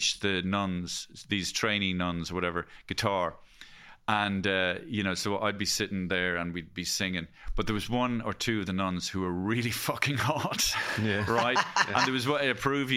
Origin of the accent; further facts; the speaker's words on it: Ireland; as Irish people, we're all kind of to a lesser or greater degree recovering Catholics.